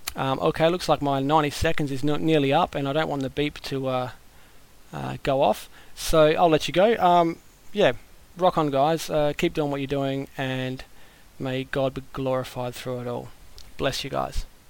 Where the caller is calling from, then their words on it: Australia; greetings from Australia